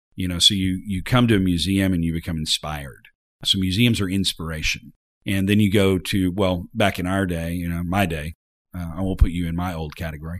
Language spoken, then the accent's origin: English; Arkansas, United States; I was from Arkansas